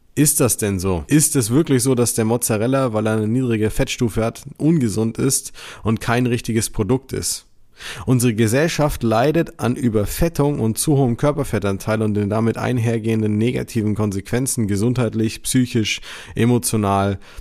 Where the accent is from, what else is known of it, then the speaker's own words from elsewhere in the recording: Germany; bei uns in Deutschland